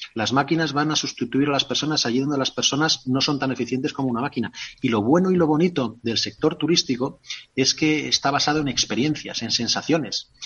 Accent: Spain; yo soy castellano

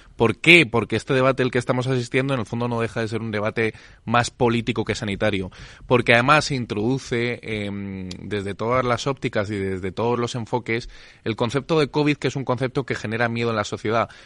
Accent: Spain; somos el país del Lazarillo de Tormes, somos el país de la picaresca

